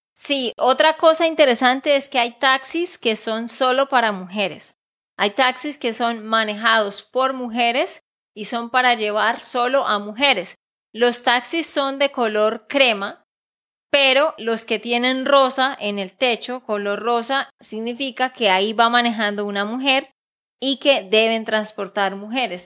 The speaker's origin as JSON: {"language": "Spanish", "region": "Santander", "country": "Colombia", "said": "de Santander, Colombia"}